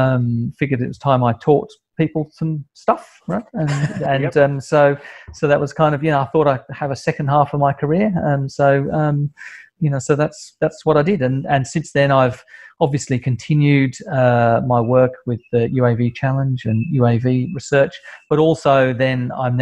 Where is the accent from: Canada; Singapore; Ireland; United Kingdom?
United Kingdom; moved away as an adult; now in Australia; And then I moved from the UK, as you can probably tell by my accent. I moved from the UK to Australia in 1995 and started work at CSIRO.